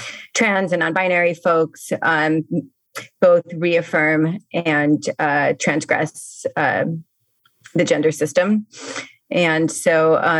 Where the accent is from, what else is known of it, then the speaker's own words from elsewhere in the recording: Miami, Florida, United States; now in New Orleans, United States; I grew up in Miami.